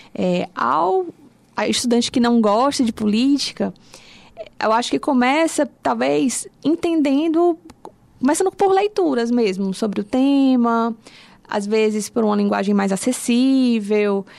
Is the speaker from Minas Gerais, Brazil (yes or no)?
no; Fortaleza, Ceará, Brazil; sou de Fortaleza mesmo. É, a minha família também, toda aqui